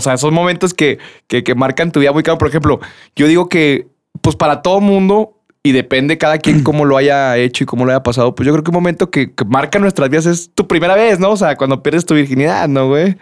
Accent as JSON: {"language": "Spanish", "region": "Durango", "country": "Mexico", "also_born_or_lived": "Guadalajara", "moved": "as an adult", "said": "Me fui de, de, de Durango"}